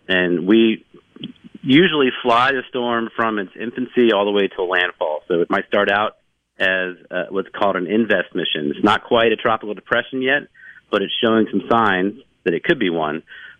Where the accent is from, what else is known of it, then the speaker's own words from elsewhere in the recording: Virginia, United States; I used to drive my mom crazy when I was a kid growing up in Virginia.